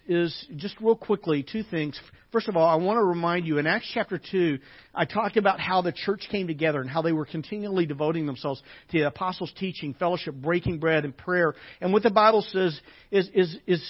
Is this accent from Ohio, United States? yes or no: no; Arkansas, United States; growing up in Arkansas as a kid